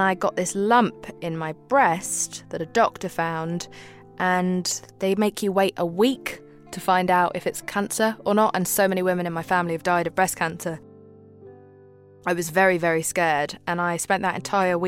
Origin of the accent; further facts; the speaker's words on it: England, United Kingdom; also born or lived in Pakistan; I grew up in a time where England was incredibly racist towards people from Muslim backgrounds, and I came from Pakistan. So that was a really tricky time for my brother and I growing up in that country